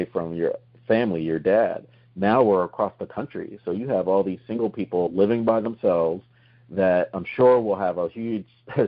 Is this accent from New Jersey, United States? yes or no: yes; New Jersey, United States; moved away; we're all originally from New Jersey